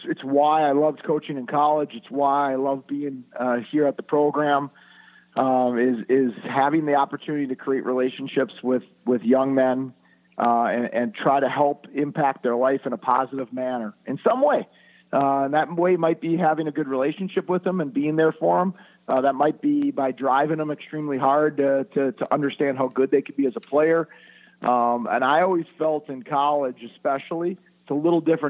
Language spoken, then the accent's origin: English; Minnesota, United States; born or raised there